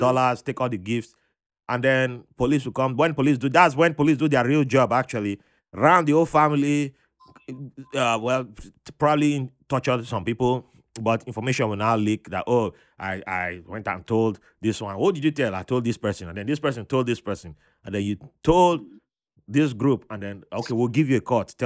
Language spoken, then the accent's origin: English; Benin City, Edo, Nigeria; moved away; also born or lived in Niger Delta; I grew up in Benin City before. That was the city I've lived the longest in before I started moving to other places.